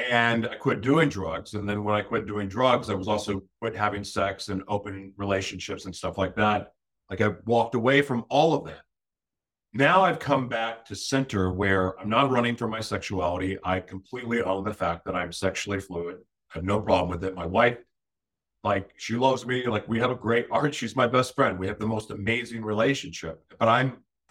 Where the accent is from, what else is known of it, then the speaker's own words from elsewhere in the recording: Oklahoma, United States; moved away; growing up in Oklahoma. And I moved away